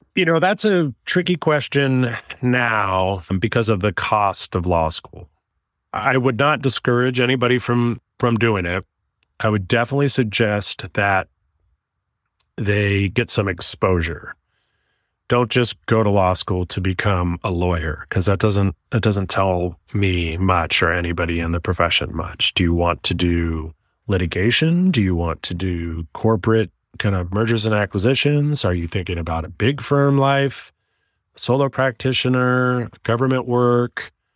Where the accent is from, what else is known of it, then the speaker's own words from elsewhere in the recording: Oakland, California, United States; also born or lived in San Diego; I was born and raised in Oakland, California. I'm a local kid.